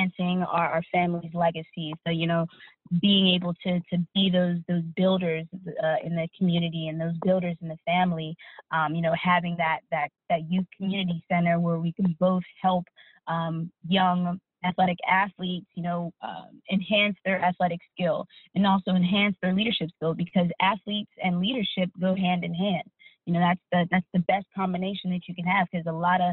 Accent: Pittsburgh, Pennsylvania, United States; I grew up in Pittsburgh, still living here

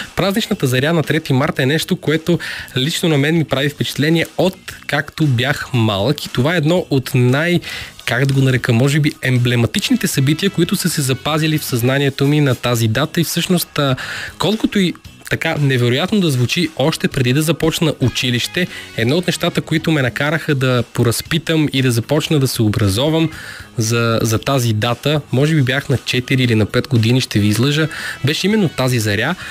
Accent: Bulgaria; съм българин

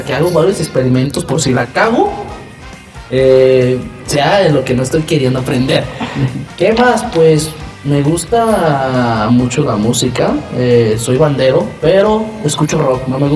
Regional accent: Mexico; Ay, que somos repuntuales, no manches. Somos mexicanos

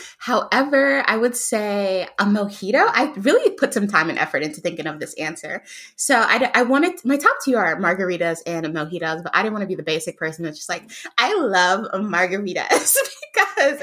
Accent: New York, United States; moved away as an adult; now in Atlanta, United States; I'm a 24-year-old who was born and raised in New York, but I live in Atlanta, Georgia now.

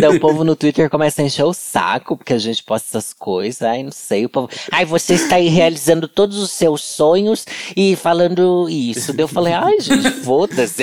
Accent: Sorocaba, São Paulo, Brazil; moved away; lá na minha cidade, em Sorocaba

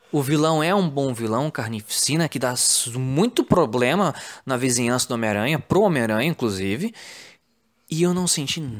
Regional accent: Rio de Janeiro, Brazil; Mano, eu, é, eu, sou carioca, né?

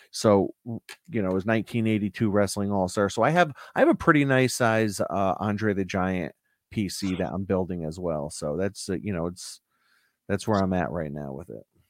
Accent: Connecticut, United States; I'm from Connecticut

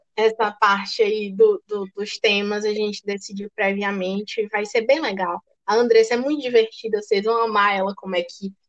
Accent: Brazil; nós somos brasileiras.

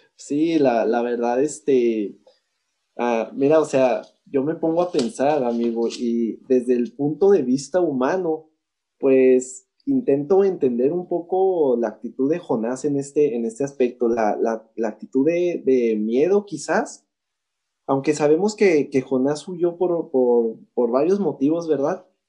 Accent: Chihuahua, Mexico; also born or lived in El Paso, Texas; yo soy mexicano, yo soy, mis raíces son mexicanas, ¿verdad? Y soy 100% chihuahuense

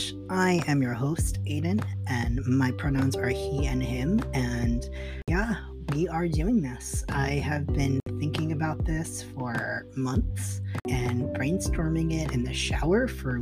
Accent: East Coast, United States; now in Portland, United States; I am living in Portland, Oregon. I'm originally from the East Coast.

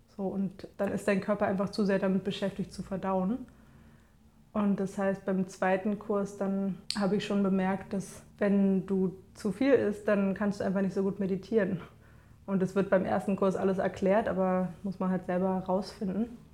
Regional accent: Berlin, Germany; ich bin ja in Kreuzberg aufgewachsen

